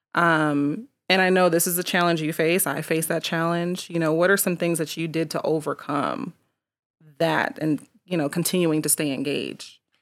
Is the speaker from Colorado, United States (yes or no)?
yes; Colorado Springs, Colorado, United States; I was born in Colorado Springs